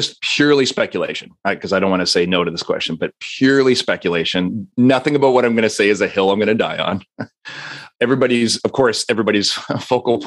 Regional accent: Canada; As a Canadian

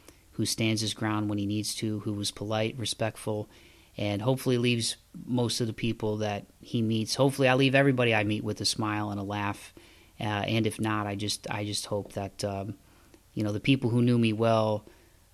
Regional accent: Midwest, United States; moved away as an adult; also born or lived in the South; now in Southern United States; I grew up in the Midwest

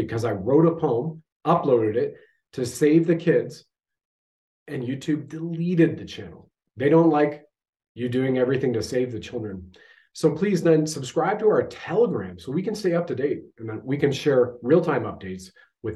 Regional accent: Canada

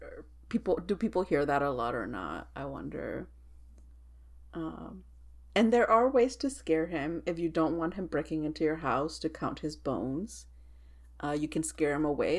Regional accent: Texas, United States; I'm from Texas

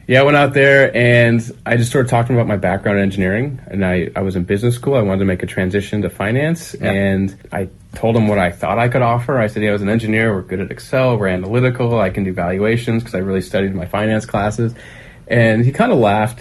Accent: Pleasanton, California, United States; moved away; also born or lived in San Diego / Los Angeles; I grew up in Northern California in the East Bay in a small town called Pleasanton

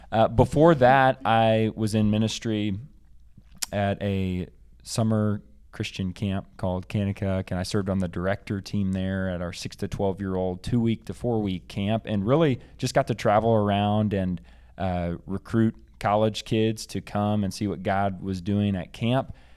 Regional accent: Bentonville, Arkansas, United States; moved away; I am from Arkansas originally, and specifically Bentonville, the home of Walmart

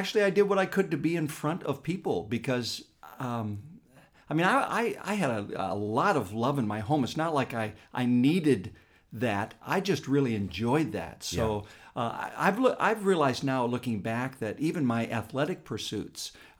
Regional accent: Pennsylvania, United States; he was the educator in this little town I grew up in Pennsylvania.

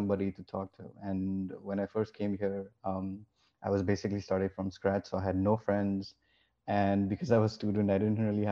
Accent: India; moved away as an adult; now in Canada; I come from India

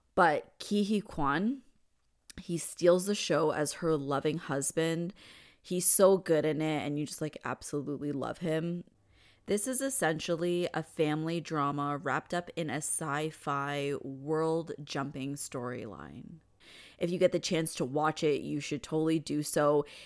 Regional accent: Canada; I'm Canadian

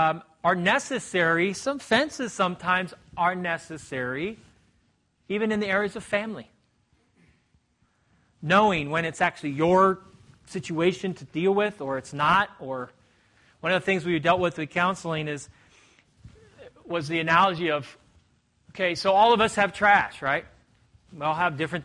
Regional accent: Indiana, United States; moved away as an adult; now in Portugal; I'm a Hoosier

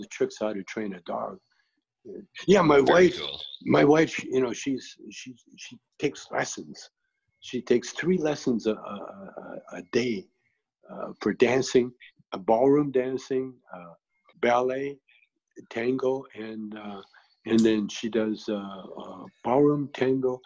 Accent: Canada; I grew up in Canada, you know, kind of in the country

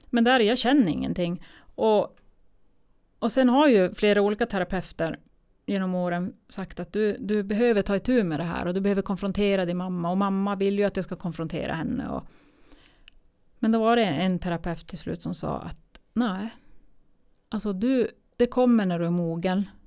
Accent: Eskilstuna, Södermanland, Sweden; jag hade ju inget boende eftersom jag kom ifrån Eskilstuna.

